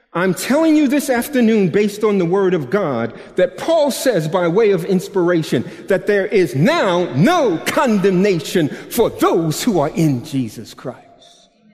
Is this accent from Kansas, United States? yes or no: no; New York, United States; I'm from New York and I teach with my body